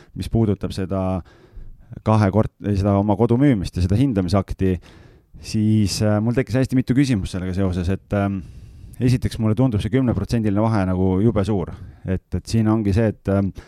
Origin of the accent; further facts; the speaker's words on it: Lääne-Viru County, Estonia; moved away; mina olen ise Lääne-Virumaalt äh, väikesest külas üles kasvanud